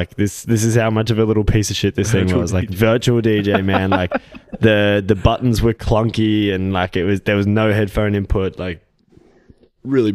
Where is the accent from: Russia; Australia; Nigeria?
Australia; Gold Coast, Queensland; I grew up like very close to here, Eleanora, Palm Beach